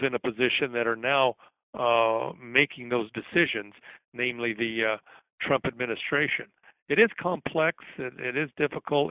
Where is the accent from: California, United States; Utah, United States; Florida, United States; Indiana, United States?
Utah, United States; Salt Lake City; Salt Lake City, my hometown